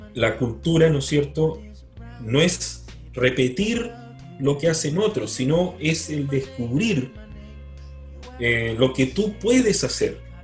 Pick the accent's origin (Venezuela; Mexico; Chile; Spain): Chile; Magallanes and Chilean Antarctica; moved away; Yo, que soy magallánico